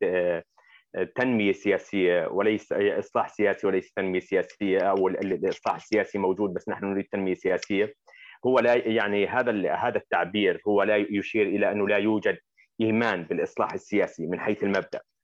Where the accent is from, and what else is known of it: Jordan